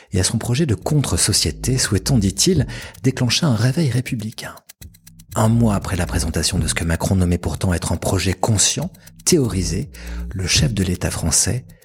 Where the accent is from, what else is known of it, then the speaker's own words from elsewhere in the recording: Jura, Switzerland; en tant que jurassien, euh, oui, je sais ce que c'est le séparatisme.